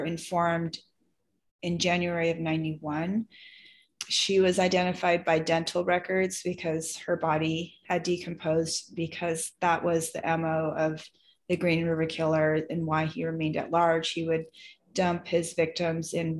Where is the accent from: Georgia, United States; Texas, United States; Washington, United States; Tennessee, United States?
Washington, United States; Seattle; now in California, United States; I grew up in the Seattle area